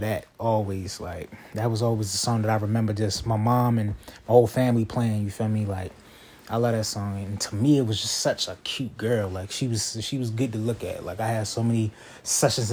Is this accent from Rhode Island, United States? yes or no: no; Baltimore, Maryland, United States; I'm from Baltimore